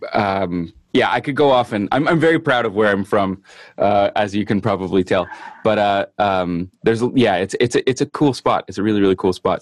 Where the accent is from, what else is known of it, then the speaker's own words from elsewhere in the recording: Winnipeg, Manitoba, Canada; i am a singer songwriter guitar player from winnipeg manitoba canada